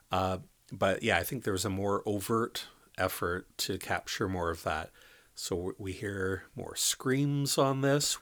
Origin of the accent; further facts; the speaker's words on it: Canada; also born or lived in Thunder Bay, Ontario; we are Canadian